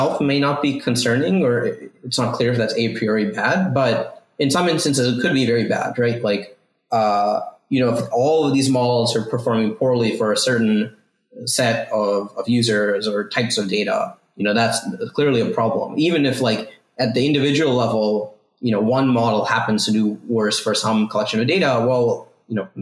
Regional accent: East Coast, United States; moved away as an adult; also born or lived in Ithaca, New York; now in California, United States; I grew up on the East Coast

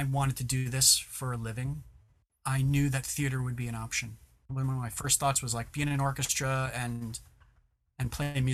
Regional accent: New York, United States; moved away; also born or lived in Miami; I'm from New York

